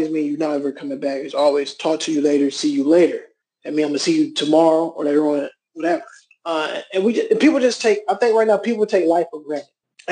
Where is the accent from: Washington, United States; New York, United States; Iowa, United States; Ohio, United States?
Ohio, United States; Cleveland; I'm from Cleveland, Ohio, born and raised